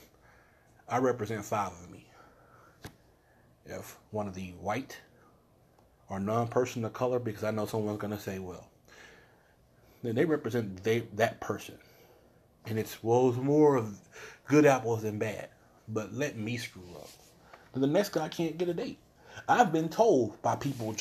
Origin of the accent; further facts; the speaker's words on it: the South, United States; I was born here in the South